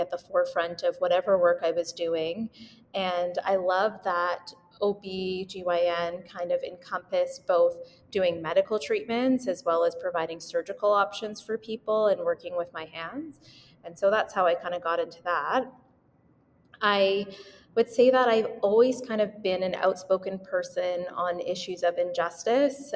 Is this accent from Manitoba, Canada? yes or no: yes; Winnipeg, Manitoba, Canada; moved away as an adult; now in Vancouver, Canada; I was born and raised in Winnipeg, Manitoba, but I live in Vancouver now for residency.